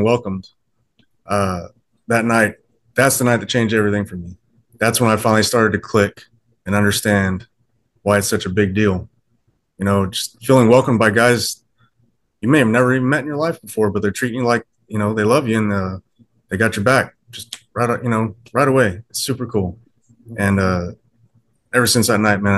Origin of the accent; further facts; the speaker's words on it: Orange Grove, Texas, United States; now in Corpus Christi, United States; I grew up in Orange Grove